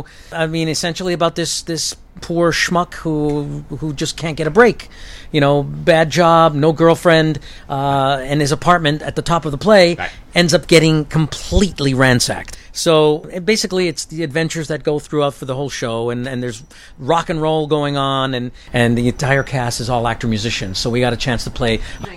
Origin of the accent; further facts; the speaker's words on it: Toronto, Ontario, Canada; moved away as an adult; also born or lived in New York; I'm from Canada.